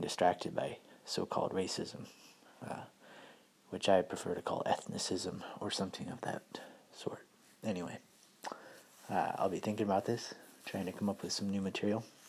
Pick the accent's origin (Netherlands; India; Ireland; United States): United States; being an American